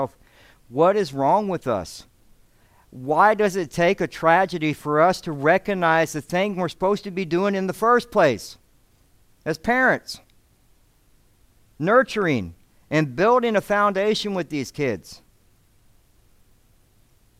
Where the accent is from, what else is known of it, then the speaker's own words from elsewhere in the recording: Alabama, United States; now in Devine, United States; I grew up in Alabama